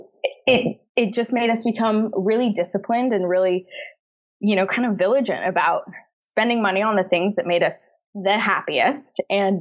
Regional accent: San Francisco, California, United States; moved away as an adult; also born or lived in Los Angeles; now in London, United Kingdom; we're originally from San Francisco, also another not cheap city

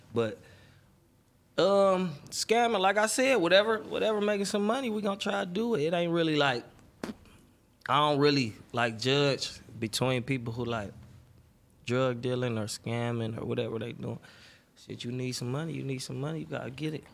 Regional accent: Detroit, Michigan, United States; I grew up on the west side of Detroit, on Seven Mile, Seven Mile Southfield area

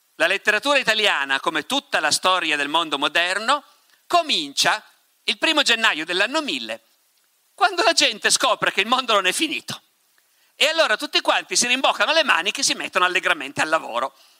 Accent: Piedmont, Italy; sono dalle mie parti questi, in Piemonte

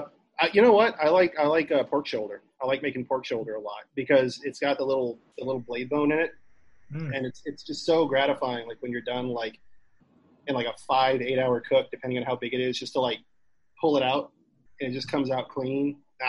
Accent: Kingsville, Texas, United States; moved away; I came from Kingsville, which if you know anything about Kingsville, is there's nothing there.

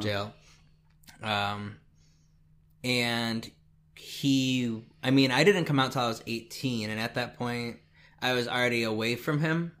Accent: Indiana, United States; I'm from Indiana

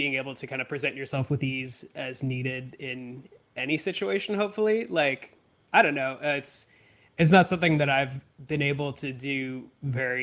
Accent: San Diego, California, United States; now in Los Angeles, United States; I grew up in near Del Mar in San Diego.

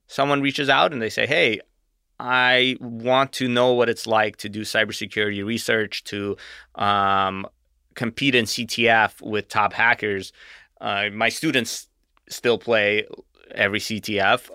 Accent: Arizona, United States; also born or lived in Russia; I moved here when I was eight.

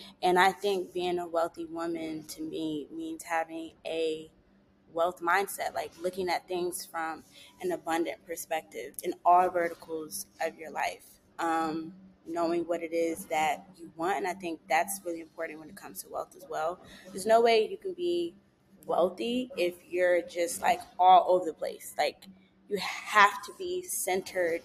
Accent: Prince George's County, Maryland, United States; moved away as an adult; now in Los Angeles, United States; I grew up in Maryland

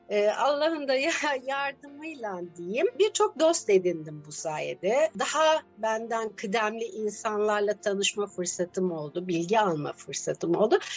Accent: Adana, Turkey; now in Istanbul, Turkey; Aslen Adanalıyım. 12 yıldır İstanbul'da yaşıyorum.

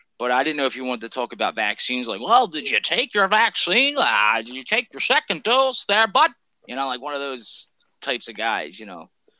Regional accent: Philadelphia, Pennsylvania, United States; I'm from Philly. Like, I wash my hands and shit.

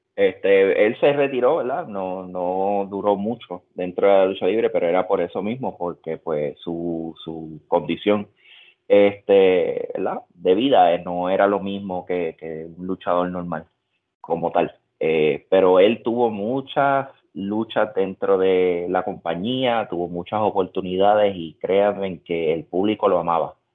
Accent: Puerto Rico; moved away as an adult; also born or lived in Utah, United States; now in United States; En Puerto Rico nos enseñan a pararnos de esta manera.

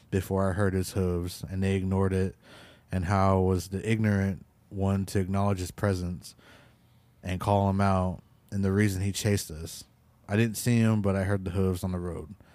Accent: Washington, United States; also born or lived in Crow; But I was born in Crow and raised in Washington State.

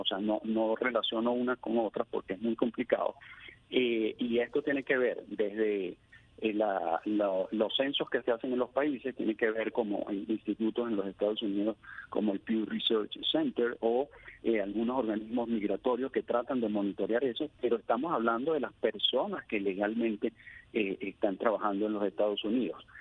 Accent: Venezuela; moved away as an adult; yo soy hijo de europeo, nacido en Venezuela, pero tengo pasaporte europeo

